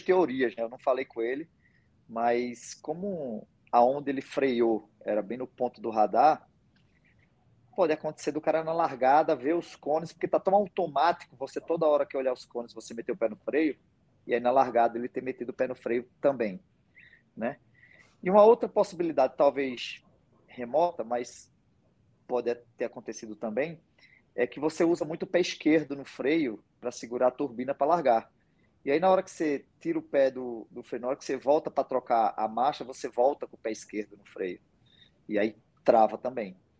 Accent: Pernambuco, Brazil; sendo pernambucano

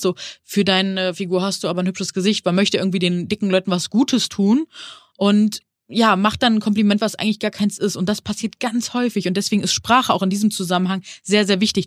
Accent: Neuss, North Rhine-Westphalia, Germany; now in Hamburg, Germany; Ich bin aus Hamburg, ursprünglich in Nüss, also Neuss am Rhein, aufgewachsen.

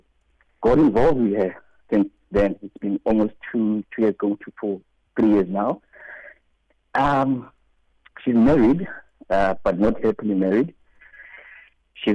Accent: South Africa; moved away; I am South African.

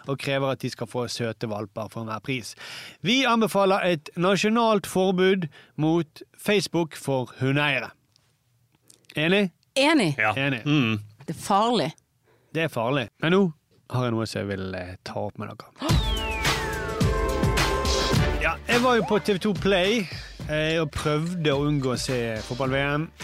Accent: Iran; now in Norway; Så sier jeg jeg er fra Iran.

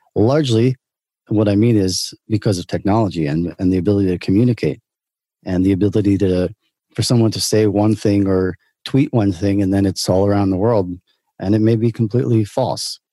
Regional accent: New York City, New York, United States; moved away as an adult; now in Israel; I grew up in in Brooklyn, New York.

